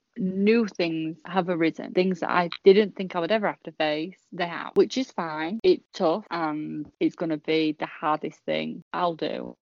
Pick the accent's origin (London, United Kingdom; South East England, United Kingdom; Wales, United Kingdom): South East England, United Kingdom; Portsmouth; now in Yorkshire, United Kingdom; I moved from Portsmouth to Yorkshire and I still have the best friends I had when I was, you know, there.